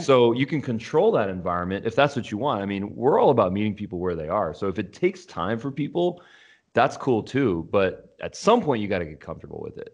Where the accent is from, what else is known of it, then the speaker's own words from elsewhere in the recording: Los Angeles, California, United States; I'm from Los Angeles